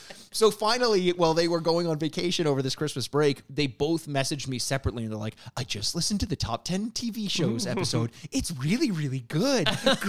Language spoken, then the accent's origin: English; Canada; We're from Canada